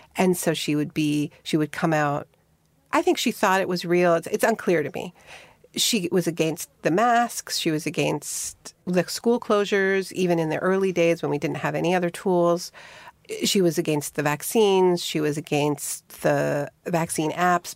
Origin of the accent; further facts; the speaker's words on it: Montreal, Quebec, Canada; I had a best friend when I was growing up in Montreal named Mara